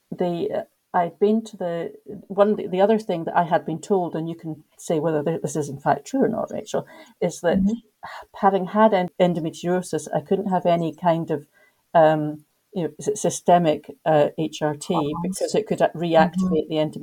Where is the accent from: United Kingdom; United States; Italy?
United Kingdom; Scotland; moved away as an adult; now in Egypt; I'm from Scotland, but I actually live in Egypt